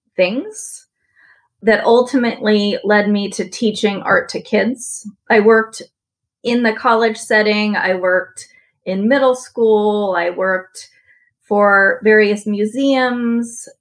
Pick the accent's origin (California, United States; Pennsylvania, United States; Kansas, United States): California, United States; San Francisco; moved away as an adult; I grew up in San Francisco